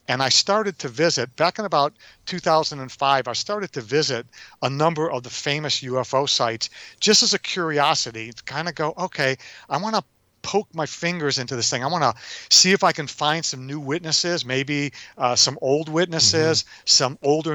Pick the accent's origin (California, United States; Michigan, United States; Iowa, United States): Michigan, United States; Detroit; moved away as an adult; I'm a kid from Detroit, you know, yeah. I'm 19.